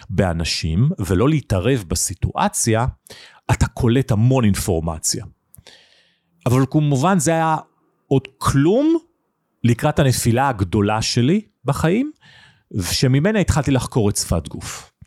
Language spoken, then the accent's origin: Hebrew; Nigeria; born there; אני נולדתי בניגריה שבאפריקה, אבא שלי עבד בסולל בונה, היינו בשליחות